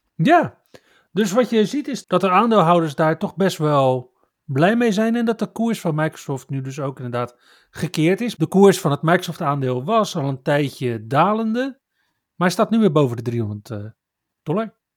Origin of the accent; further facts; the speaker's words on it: Netherlands; we als Nederlanders